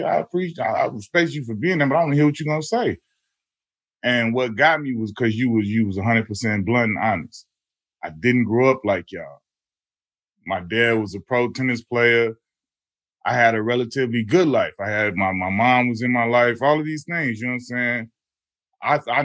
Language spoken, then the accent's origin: English; Chicago, Illinois, United States; as a Chicagoan